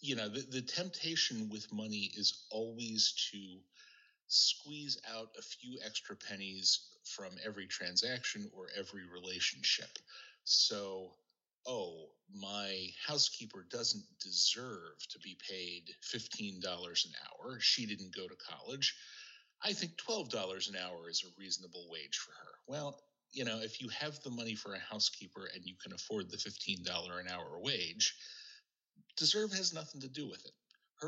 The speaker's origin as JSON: {"language": "English", "region": "Scotland", "country": "United Kingdom", "said": "And of course, as good Scottish Presbyterians, part of what we celebrated was the deals that we got on our cars and how much money we saved."}